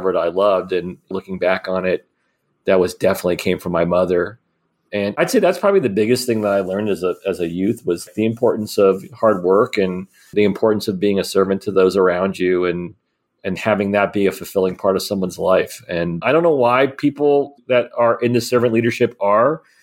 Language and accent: English; Miami, Florida, United States; I grew up in Miami, Florida.